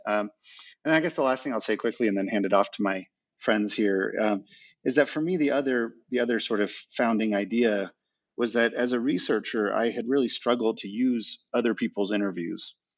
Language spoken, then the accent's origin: English; Reno, Nevada, United States; moved away as an adult; also born or lived in Texas; I grew up in the West, in the West in Reno, Nevada.